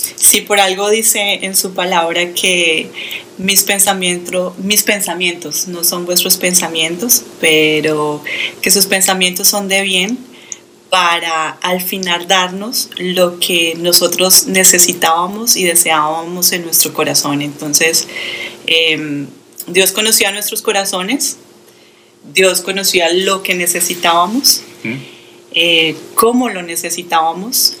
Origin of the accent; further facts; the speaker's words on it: Colombia; moved away as an adult; now in United States; soy de Colombia, pero aquí en los Estados Unidos vivo exactamente hace dos años